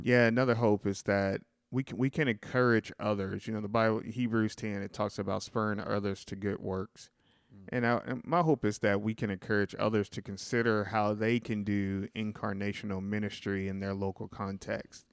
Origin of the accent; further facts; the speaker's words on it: Sikeston, Missouri, United States; moved away as an adult; also born or lived in St. Louis, Missouri; We're going back home.